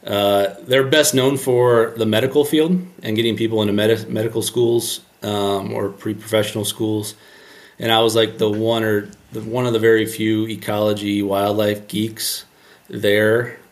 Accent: Ohio, United States; And I'm biased towards that because I'm from Ohio and, you know, there's a lot of fish there, and it's definitely a great fishery.

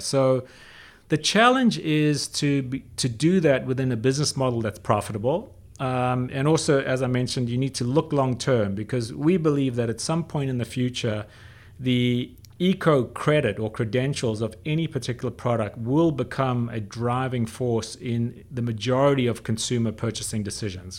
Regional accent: South Africa; I grew up in South Africa when I was a kid

